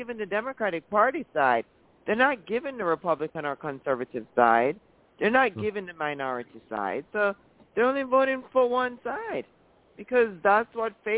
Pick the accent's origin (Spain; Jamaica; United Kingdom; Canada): Jamaica; now in United States; when I was a little girl growing up in Jamaica